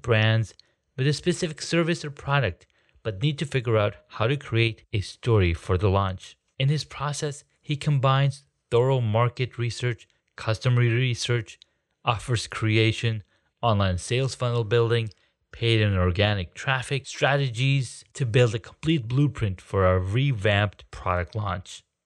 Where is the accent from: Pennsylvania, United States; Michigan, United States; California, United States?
California, United States; moved away as an adult; also born or lived in Colorado / Washington, D.C.; I grew up in California. I worked there for like for the longest time, and then I moved to Colorado. Then I moved to the D, to DC